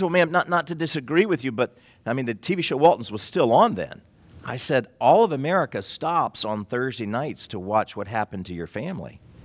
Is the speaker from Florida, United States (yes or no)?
yes; Florida, United States; I'm from Florida